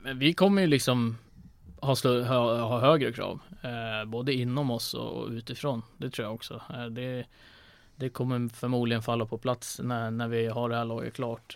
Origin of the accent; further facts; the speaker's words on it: Västerås, Västmanland, Sweden; now in Linköping, Sweden; Västerås och sådär, så där, där jag är ifrån